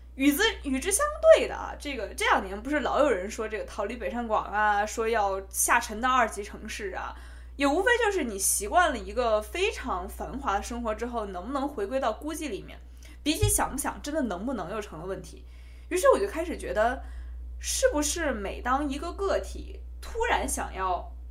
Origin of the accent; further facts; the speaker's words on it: Beijing, China; accent: Beijing dialect (京片子); also born or lived in Hubei; 我虽然是在北京长大的，大家听我一口金片子啊，但是我，我们家其实是湖北人